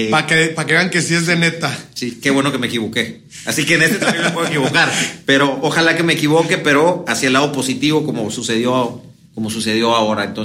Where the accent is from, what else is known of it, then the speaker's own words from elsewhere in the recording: Sonora, Mexico; Yo soy sonorense. Sonora.